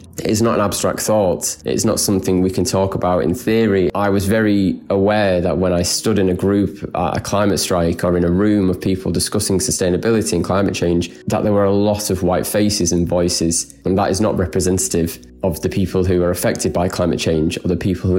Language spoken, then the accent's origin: English; Manchester, North West England, United Kingdom; I'm 25 years old and I'm from Manchester, England.